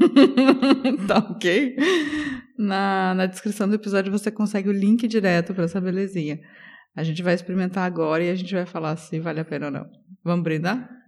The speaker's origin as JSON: {"language": "Portuguese", "town": "Curitiba", "region": "Paraná", "country": "Brazil", "said": "eu vim da Rússia brasileira, diretamente da República de Curitiba."}